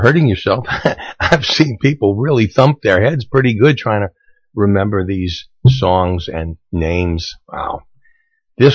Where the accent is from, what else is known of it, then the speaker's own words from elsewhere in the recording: New York City, New York, United States; When I grew up in Brooklyn